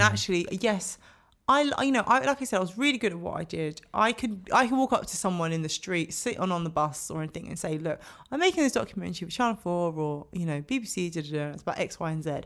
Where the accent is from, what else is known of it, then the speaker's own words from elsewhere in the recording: London, United Kingdom; growing up in London